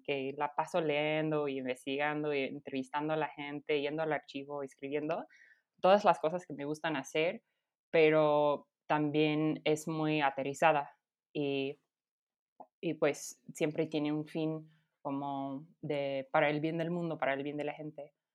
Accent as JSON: {"language": "Spanish", "town": "Denver", "region": "Colorado", "country": "United States", "tie": "born or raised there", "also_born_or_lived": "Berkeley, California", "second_language": "Spanish", "moved": "as an adult", "lives_now": "Mexico City, Mexico", "said": "Yo crecí en Denver"}